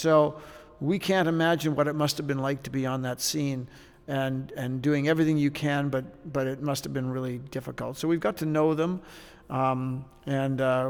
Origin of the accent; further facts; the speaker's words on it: Saskatoon, Saskatchewan, Canada; also born or lived in Vancouver / Carstairs, Alberta; I'm from Saskatoon